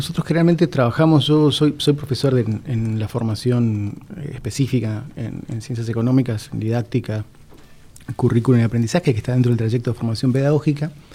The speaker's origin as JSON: {"language": "Spanish", "town": "Posadas", "region": "Misiones", "country": "Argentina", "tie": "born or raised there", "also_born_or_lived": "Oberá", "said": "Nací en la ciudad de Oberá. Ah, obereño. Eh, soy obereño, em, tengo mi familia en Oberá, gran parte de mi familia en Oberá, pero viví toda, toda mi vida en Posadas"}